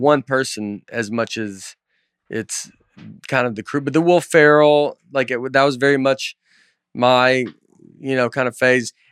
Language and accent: English; Old Hickory, Tennessee, United States; I'm just from Old Hickory. I'm just, like, from here